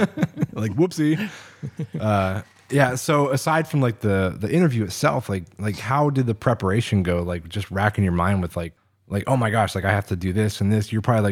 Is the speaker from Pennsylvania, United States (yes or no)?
yes; Oil City, Pennsylvania, United States; born or raised there